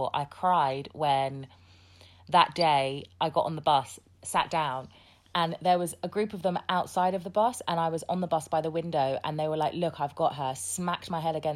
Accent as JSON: {"language": "English", "area": "Hertfordshire", "region": "East of England", "country": "United Kingdom", "tie": "born or raised there", "also_born_or_lived": "Southeast London / Sierra Leone", "said": "I grew up in Hertfordshire"}